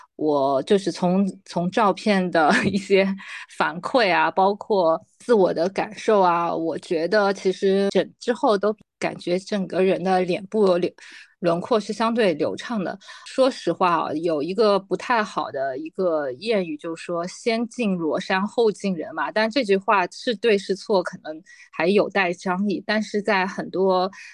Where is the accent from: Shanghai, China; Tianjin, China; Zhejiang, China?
Shanghai, China; 我当时住的老房子其实，呃，离华海路是很近的，当时的华海路还是上海最繁荣的一条街